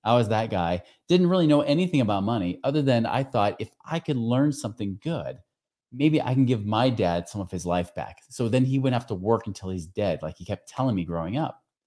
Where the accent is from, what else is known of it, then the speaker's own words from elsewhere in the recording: near Portland, Oregon, United States; I grew up out near Portland, Oregon